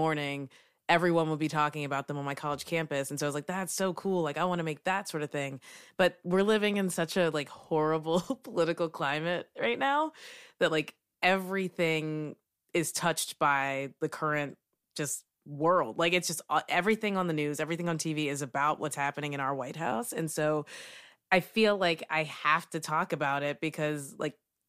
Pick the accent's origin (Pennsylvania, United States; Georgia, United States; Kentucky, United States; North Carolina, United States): Kentucky, United States; moved away as an adult; now in Brooklyn, United States; Yes, I'm from Kentucky. I lived and worked there for 22 years, and then I moved to New York